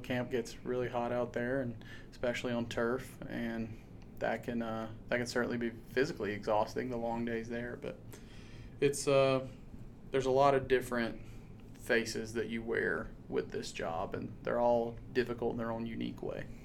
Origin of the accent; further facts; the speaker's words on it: Savannah, Georgia, United States; moved away as an adult; also born or lived in Jacksonville, Florida / Montana; now in Harrisonburg, United States; I'm from South Georgia, Savannah to be specific.